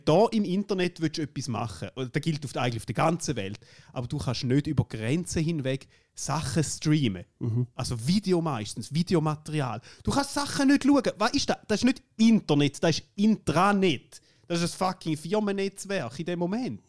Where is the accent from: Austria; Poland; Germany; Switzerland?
Switzerland; accent: Swiss; Es ist einfach Schweizer Akzent